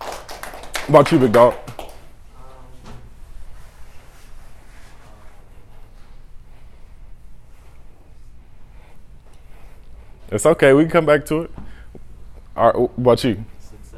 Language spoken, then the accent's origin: English; Peoria, Illinois, United States; I'm from Peoria, Illinois. I got 10 siblings